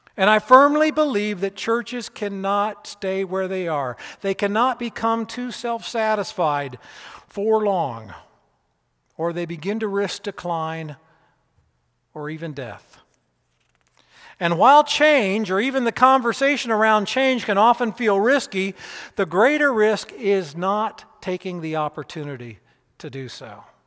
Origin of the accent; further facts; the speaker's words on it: Keokuk, Iowa, United States; moved away as an adult; also born or lived in Peoria, Illinois / Lexington, Kentucky; I was born in Peoria, Illinois, but I was raised in Keokuk, Iowa.